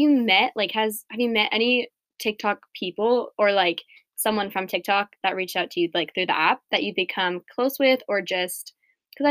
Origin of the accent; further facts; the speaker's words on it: Sacramento, California, United States; I'm from Sacramento